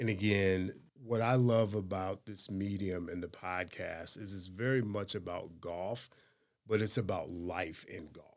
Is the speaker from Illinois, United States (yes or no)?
yes; Chicago, Illinois, United States; I grew up in the Chicago area